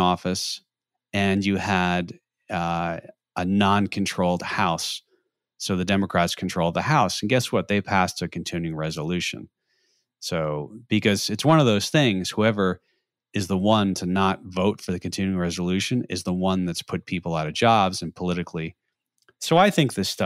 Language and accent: English; United States; We are from the East Coast, New York, New Jersey